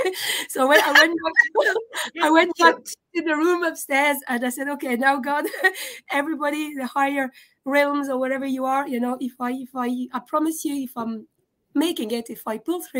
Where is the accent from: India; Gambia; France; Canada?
France; moved away as an adult; also born or lived in Scotland / Russia; now in Dublin, Ireland; I was born in France, but my parents are from former Yugoslavia